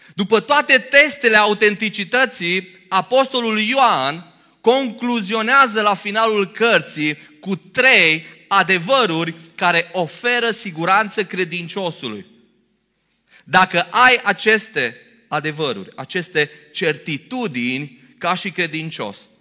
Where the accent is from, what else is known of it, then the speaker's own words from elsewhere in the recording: Romania; noi românii